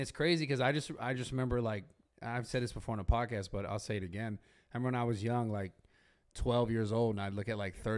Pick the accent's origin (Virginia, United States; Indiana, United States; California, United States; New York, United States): California, United States; San Francisco; I'm from San Francisco. I didn't grow up here, so I moved down here.